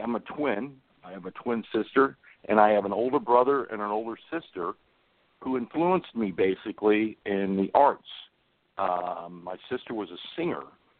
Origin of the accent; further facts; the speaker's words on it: Kansas City, Missouri, United States; moved away; also born or lived in California; I grew up in Kansas City, Missouri. And my parents were from a small town in Missouri called Clinton, Missouri.